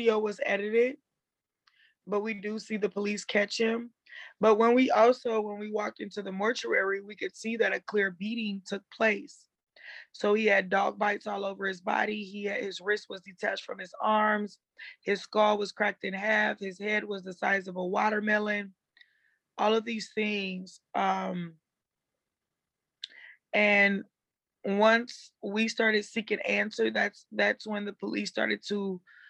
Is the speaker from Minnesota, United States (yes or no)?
yes; St. Paul, Minnesota, United States; also born or lived in Chicago, Illinois; I'm from Chicago, but I grew up in St. Paul, Minnesota